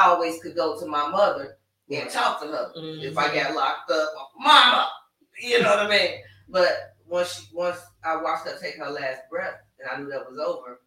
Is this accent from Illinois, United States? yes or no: yes; Chicago, Illinois, United States; I'm from Chicago. Been in the project.